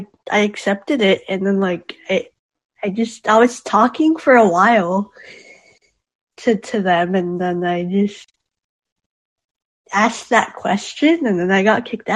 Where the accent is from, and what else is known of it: California, United States